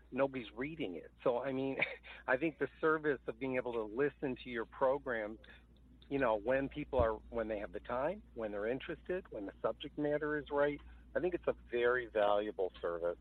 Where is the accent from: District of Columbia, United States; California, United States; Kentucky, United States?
District of Columbia, United States; Washington; I too was born in Washington